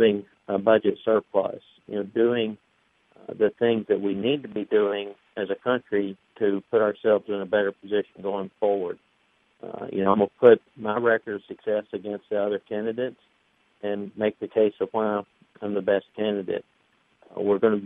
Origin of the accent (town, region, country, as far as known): Tupelo, Mississippi, United States; born or raised there